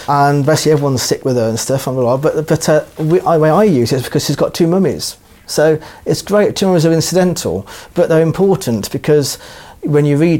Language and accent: English; New Zealand; born there; I've got seven sisters, I was born in New Zealand, I'm getting married on Saturday.